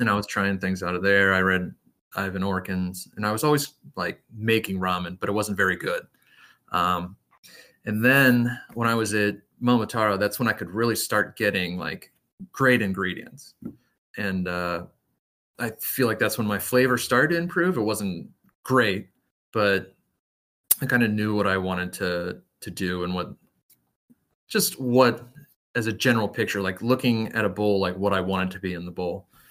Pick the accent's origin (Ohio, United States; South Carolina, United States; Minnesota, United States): Ohio, United States; Cincinnati; I grew up a little bit north of Cincinnati in, like, the suburbs area